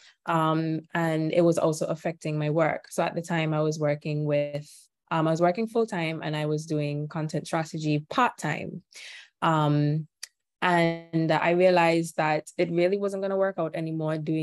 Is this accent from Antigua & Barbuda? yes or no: yes; Antigua & Barbuda; I am from Antigua. It's a tiny island in the Caribbean